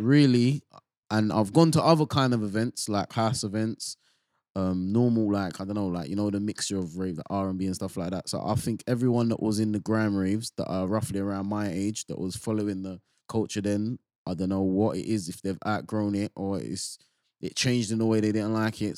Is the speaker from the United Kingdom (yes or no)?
yes; London, United Kingdom; I come from Bow, yeah, and that's like, it's quite a multicultural place.